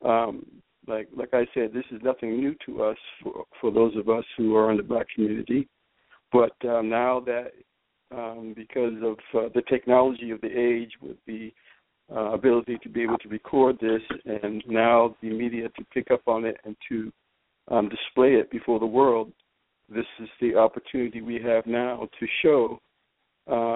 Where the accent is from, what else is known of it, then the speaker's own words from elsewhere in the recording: Boston, Massachusetts, United States; I'm from Boston, Massachusetts